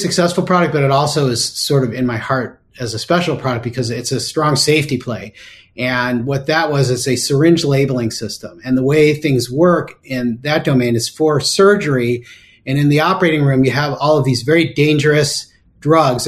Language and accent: English; Cleveland, Ohio, United States; it was also in my hometown.